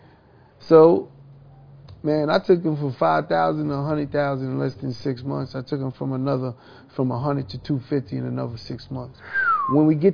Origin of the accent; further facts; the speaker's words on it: New York City, New York, United States; growing up in Hollis, Queens